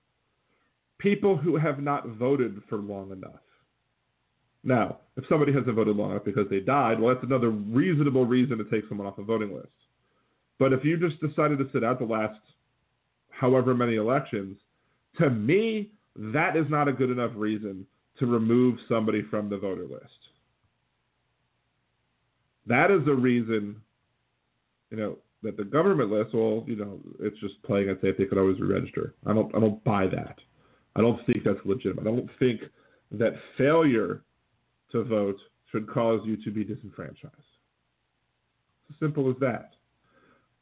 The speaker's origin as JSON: {"language": "English", "town": "Wilmington", "region": "Delaware", "country": "United States", "tie": "born or raised there", "said": "I was born in Wilmington, Delaware"}